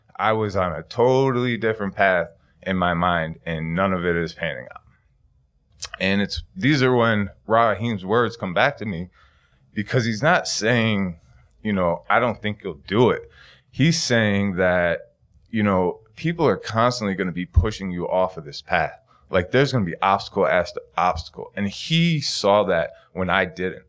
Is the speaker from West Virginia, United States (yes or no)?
no; Buffalo, New York, United States; also born or lived in San Diego, California; My hometown is, uh, Buffalo, New York.